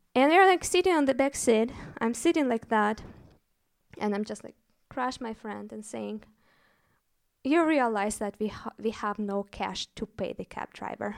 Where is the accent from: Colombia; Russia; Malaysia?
Russia; moved away as an adult; also born or lived in Moscow; now in Berlin, Germany; I'm actually from Russia, so before moving to Berlin, I was working in Moscow